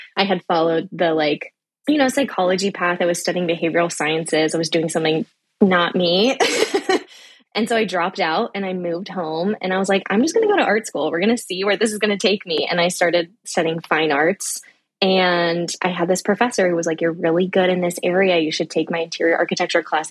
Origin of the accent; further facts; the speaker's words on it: the Bay Area, California, United States; living in the Bay, growing up in the Bay